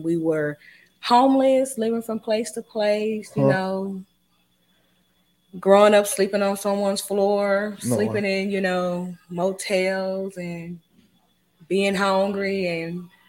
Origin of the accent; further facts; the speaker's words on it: Dallas, Texas, United States; also born or lived in Kansas City; I was born in Kansas and we moved to Dallas around about the age of 5.